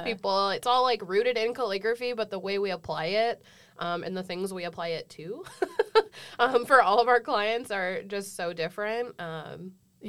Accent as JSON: {"language": "English", "town": "San Diego", "region": "California", "country": "United States", "lives_now": "Orange County, United States", "said": "I'm from San Diego, but I currently live in Orange County"}